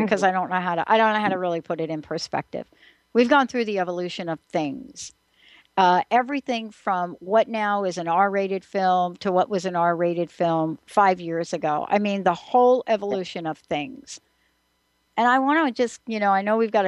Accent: New York, United States; I grew up in New York

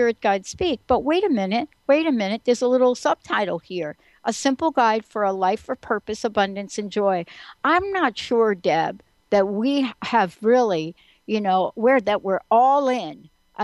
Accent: East Coast, United States; I'm from the East Coast.

